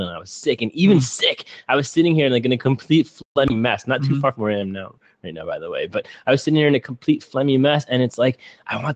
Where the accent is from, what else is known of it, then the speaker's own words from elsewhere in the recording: New Jersey, United States; I'm from North Jersey